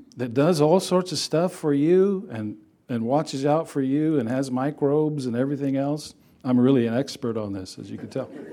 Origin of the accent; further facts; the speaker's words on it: Texas, United States; I grew up in Texas.